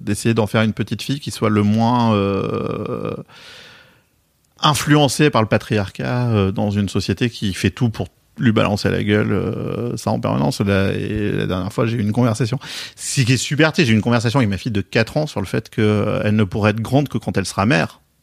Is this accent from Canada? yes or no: no; Bordeaux, Nouvelle-Aquitaine, France; accent: bordelais; j'ai un accent bordelais